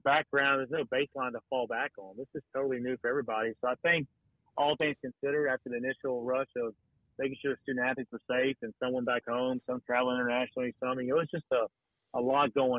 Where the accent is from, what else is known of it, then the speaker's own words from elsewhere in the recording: Watkinsville, Georgia, United States; now in Statesboro, United States; I grew up in Oconee County, you know, in Watkinsville, Georgia